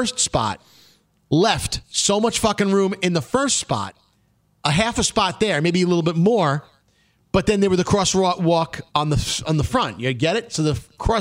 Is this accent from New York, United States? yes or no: yes; New York City, New York, United States; growing up in Brooklyn when we were 15 years old